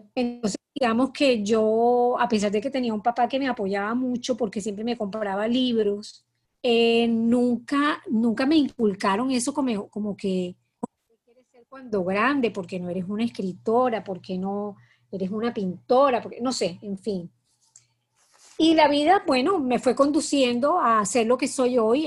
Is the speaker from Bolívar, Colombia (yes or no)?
yes; Cartagena, Bolívar, Colombia; moved away as an adult; also born or lived in Bogotá; yo soy cartagenera, nací en Cartagena